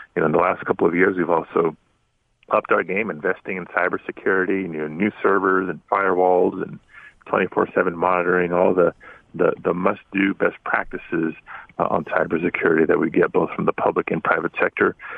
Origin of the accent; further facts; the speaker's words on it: Los Angeles, California, United States; I am born and raised in the San Fernando Valley neighborhood called Pacoima